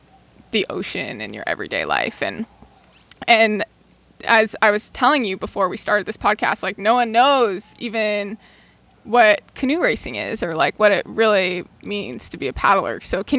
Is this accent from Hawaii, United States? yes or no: yes; Hawaii, United States; moved away; I grew up in Hawaii. I grew up between Kaimuki and the Big Island, and I move to the mainland, and it's just like, I feel like I have two lives, you know, because I live here